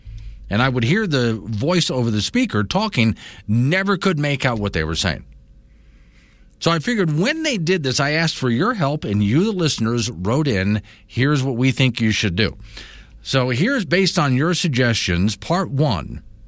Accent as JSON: {"language": "English", "region": "South Florida", "country": "United States", "tie": "born or raised there", "moved": "yes", "lives_now": "Wyoming, United States", "said": "since I was in Florida, you can actually get on your radio station in Florida, South Florida especially, the Radio Havana, Voice of Cuba, essentially."}